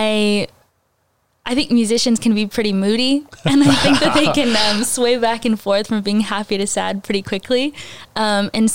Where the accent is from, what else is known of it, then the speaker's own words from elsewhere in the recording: Alvin, Texas, United States; I grew up in the Alvin area. All my life, I homeschooled in Alvin.